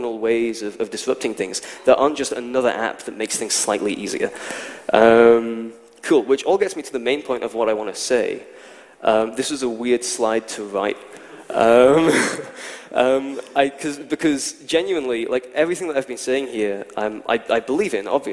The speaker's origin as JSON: {"language": "English", "region": "Scotland", "country": "United Kingdom", "said": "I'm from Scotland"}